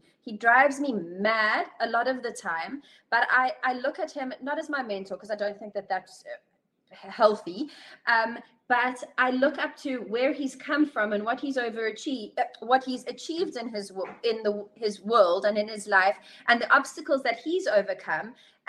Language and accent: English; South Africa; You think, okay, it's Europe, we're South African, like, hello, guten Tag kind of thing.